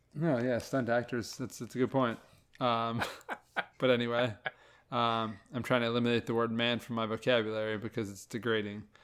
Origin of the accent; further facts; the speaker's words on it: Louisiana, United States; moved away; also born or lived in Ohio; we grew up in Louisiana